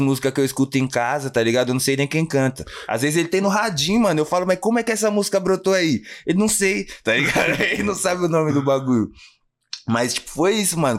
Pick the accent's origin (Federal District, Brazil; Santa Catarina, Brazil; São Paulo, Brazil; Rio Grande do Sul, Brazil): São Paulo, Brazil; Jundiaí; also born or lived in Guarulhos, São Paulo; nascido em Guarulhos, mas vamos se dizer que eu me criei mesmo ali no Fazenda Grande